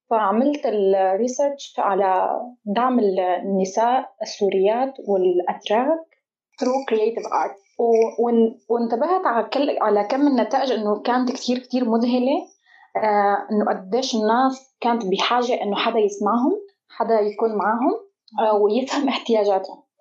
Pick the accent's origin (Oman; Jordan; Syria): Syria; Qamishli, Al-Hasakah Governorate; آه، أنا من سوريا تحديدا أنا من القامشلي صاير هيك أنا أصلي هيك صاير مثل كوكتيل بين تركي وكردي وعربي